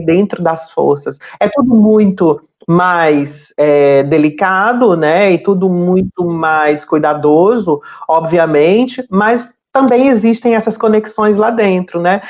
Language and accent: Portuguese; Fortaleza, Ceará, Brazil; now in Rio de Janeiro, Brazil; Eu sou natural de Fortaleza, no Ceará